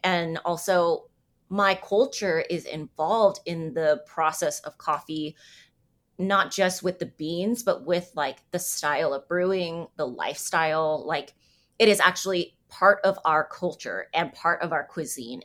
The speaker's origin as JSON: {"language": "English", "town": "San Diego", "region": "California", "country": "United States", "tie": "born or raised there", "also_born_or_lived": "New York / Vietnamese ancestry", "moved": "as an adult", "lives_now": "Kansas City, United States", "said": "I grew up in San Diego. I lived in New York for ten years."}